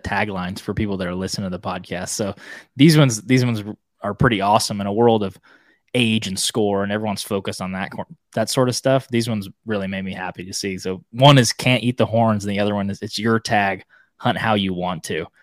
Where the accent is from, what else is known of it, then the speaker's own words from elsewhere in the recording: Oklahoma, United States; I grew up in Oklahoma